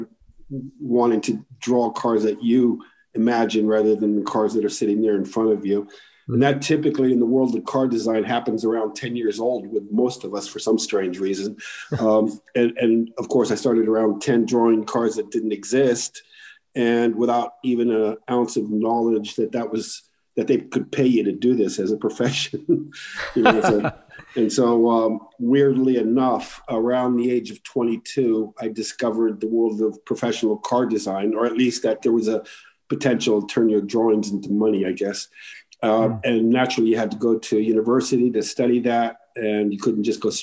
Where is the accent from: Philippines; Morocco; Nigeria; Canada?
Morocco; I grew up in Morocco